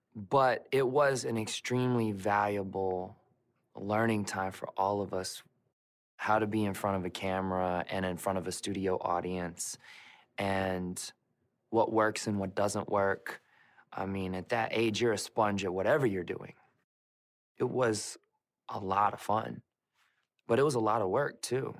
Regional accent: Memphis, Tennessee, United States; Growing up around Memphis, Tennessee was an interesting place

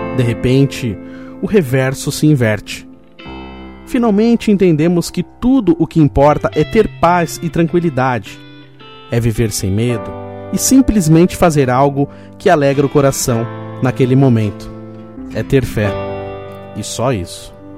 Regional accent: Roseira, São Paulo, Brazil; eu nasci em São Paulo, mas fui criado em Roseiro

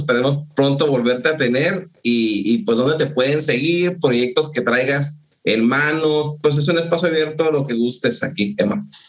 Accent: northern Mexico, Mexico; yo soy del norte de México, es árido, no hay frutas tropicales

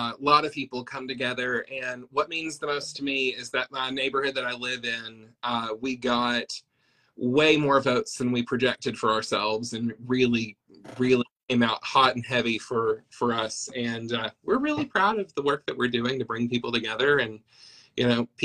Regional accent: Fentress County, north of Cookeville, Tennessee, United States; moved away as an adult; now in Nashville, United States; I grew up in Fentress County, north of Cookeville, and I've been in Nashville ever since I was in my early 20s.

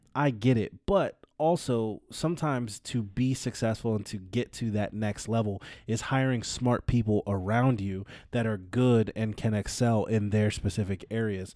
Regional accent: California, United States; I'm from California

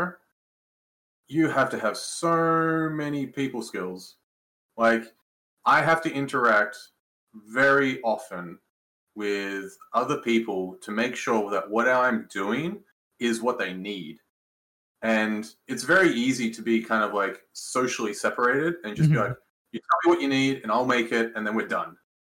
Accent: Canberra, Australian Capital Territory, Australia; moved away as an adult; now in Canada; I come from Canberra, Australia. So it's the capital of Australia

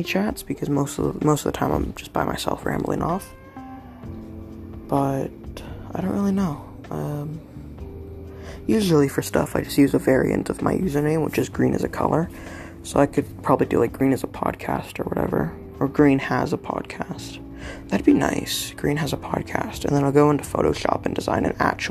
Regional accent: Canada; I'm in Canada. I'm a Canadian

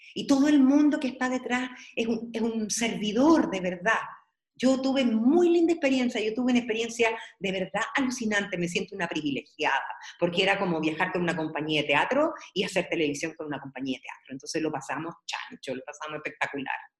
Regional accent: Peralillo, O'Higgins, Chile; born or raised there; also born or lived in San Fernando

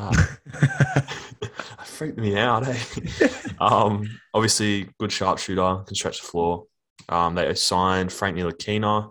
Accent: Australia; I'm an Aussie

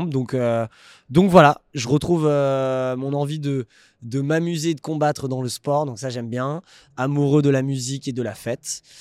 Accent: Paris, Île-de-France, France; born there; also born or lived in Puteaux, France; Je suis né à Paris. 7-5. 7-5.

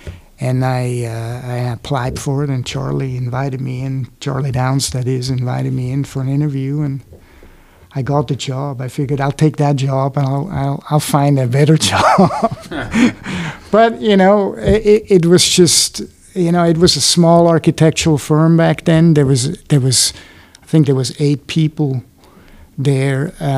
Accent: Switzerland; English is a second language; moved away as an adult; now in United States; first of all, I came from Switzerland, so I was used to metric, you know, working everything in metric.

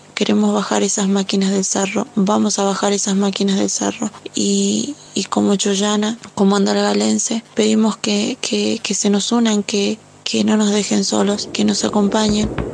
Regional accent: Catamarca, Argentina; tengo 25 años, soy de la Catamarca. Eh, mi pueblo

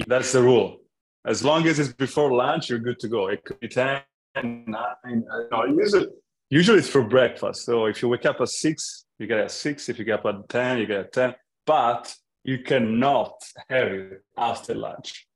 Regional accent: Florence, Tuscany, Italy; English is a second language; moved away as an adult; also born or lived in London; I grew up in Italy, in Florence, until I was 21 years old, which is uh, when uh, I moved to London at 21 and I stayed there until I was 28

